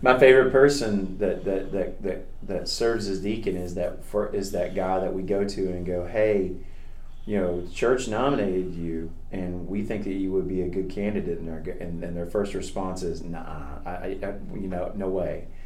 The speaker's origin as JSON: {"language": "English", "region": "Kentucky", "country": "United States", "tie": "born or raised there", "said": "I grew up in Kentucky, and and uh, my mom and dad took me to church every time the doors were open"}